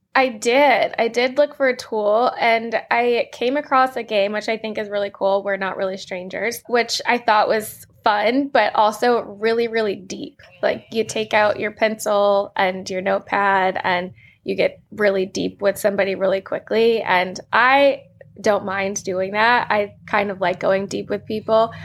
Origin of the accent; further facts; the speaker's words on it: Manassas, Virginia, United States; I grew up in Manassas, Virginia, which is a smaller town